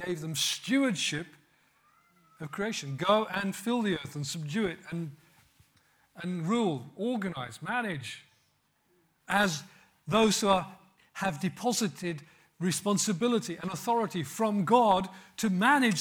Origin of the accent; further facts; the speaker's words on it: West Midlands, United Kingdom; growing up in Pentecostal church in the West Midlands